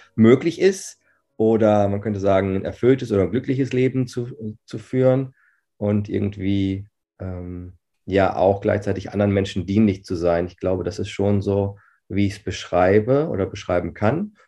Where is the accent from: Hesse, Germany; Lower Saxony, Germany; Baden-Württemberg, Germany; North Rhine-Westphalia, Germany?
North Rhine-Westphalia, Germany; Herford; ich bin 40 Jahre, ich äh, bin gebürtiger Herforder, also mhm. Ostwestfalen-Lippe